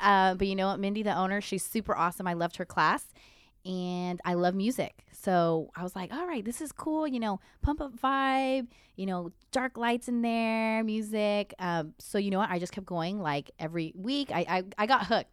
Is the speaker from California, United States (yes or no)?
yes; Santa Ana, California, United States; I grew up in Santa Ana